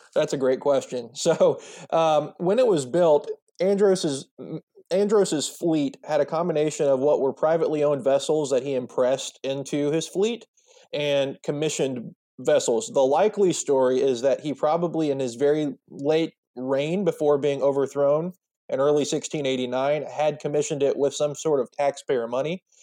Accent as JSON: {"language": "English", "town": "Charleston", "region": "South Carolina", "country": "United States", "tie": "born or raised there", "said": "Charleston-centric, uh, project, and it's my hometown"}